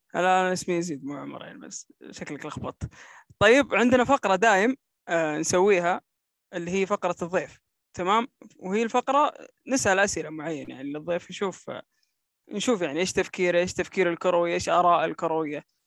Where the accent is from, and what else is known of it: Saudi Arabia